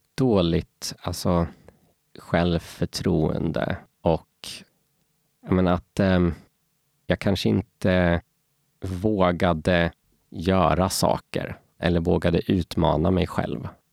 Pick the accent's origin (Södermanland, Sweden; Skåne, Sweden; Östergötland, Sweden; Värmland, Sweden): Östergötland, Sweden; Norrköping; also born or lived in Falun, Sweden; now in Stockholm, Sweden; jag föddes faktiskt i Falun, men, eh, jag är uppväxt i Norrköping och, eh, numera bor jag här i Stockholm.